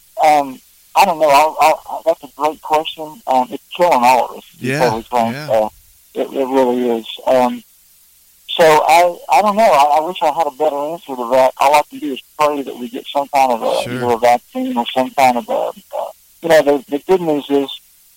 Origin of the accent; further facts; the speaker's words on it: Southern Ohio, United States; moved away as an adult; now in Nashville, United States; growing up in Southern Ohio